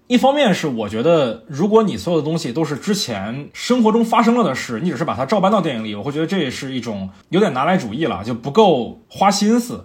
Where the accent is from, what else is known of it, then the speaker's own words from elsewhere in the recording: Fujian, China; now in Beijing, China; 我的老家福建